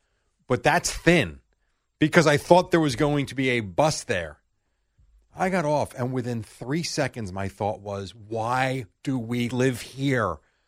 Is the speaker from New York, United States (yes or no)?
yes; Brooklyn, New York, United States; Well, I'm Brooklyn